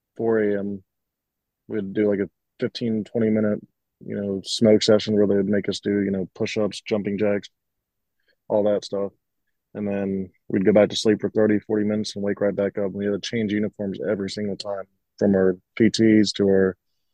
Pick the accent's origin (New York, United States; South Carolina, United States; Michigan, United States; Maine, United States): South Carolina, United States; Myrtle Beach; I grew up in Myrtle Beach, South Carolina